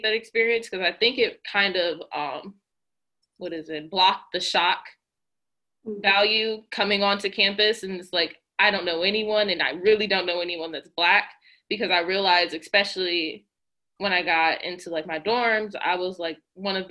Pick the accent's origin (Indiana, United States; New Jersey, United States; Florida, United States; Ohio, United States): Ohio, United States; Cleveland; I'm from Cleveland